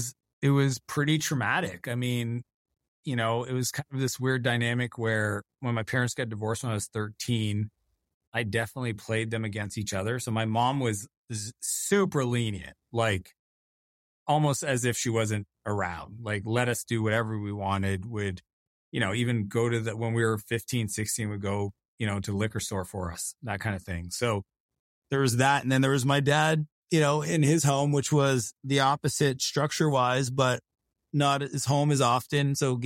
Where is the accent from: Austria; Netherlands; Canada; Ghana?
Canada; driving around the province I grew up in Canada and just listening to him put deals together.